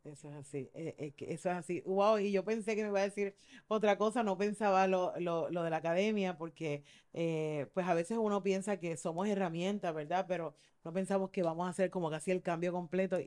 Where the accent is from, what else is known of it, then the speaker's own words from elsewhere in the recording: Mayagüez, Puerto Rico; yo soy de Mayagüez